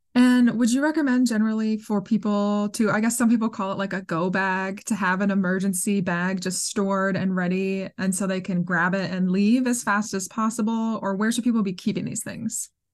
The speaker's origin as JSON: {"language": "English", "region": "Minnesota", "country": "United States", "tie": "born or raised there", "moved": "yes", "said": "I grew up in Minnesota"}